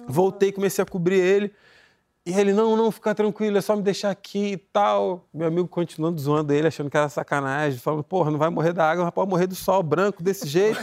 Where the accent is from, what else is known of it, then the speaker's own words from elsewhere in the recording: Nova Iguaçu, Rio de Janeiro, Brazil; Eu sou de Nova Iguaçu